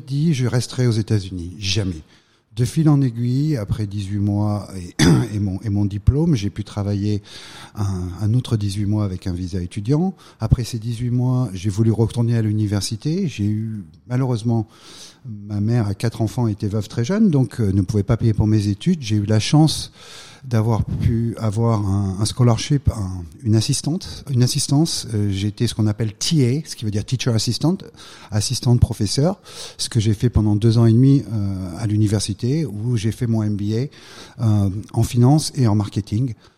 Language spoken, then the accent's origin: French; Valence, Auvergne-Rhône-Alpes, France; moved away as an adult; also born or lived in Lyon; now in United States; Je viens d'une petite ville euh, de la Drôme, je viens de Valence. Euh, j'ai eu euh, la chance de grandir dans, cette région